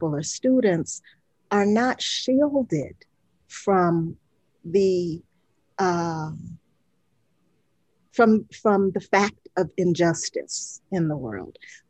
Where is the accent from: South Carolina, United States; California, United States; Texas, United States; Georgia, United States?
Georgia, United States; Atlanta; the segregated schools that I grew up in Atlanta in the 60s